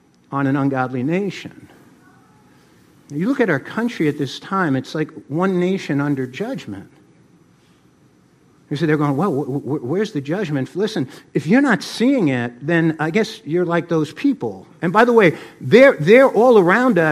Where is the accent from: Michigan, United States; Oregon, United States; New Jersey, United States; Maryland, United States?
New Jersey, United States; I grew up in New Jersey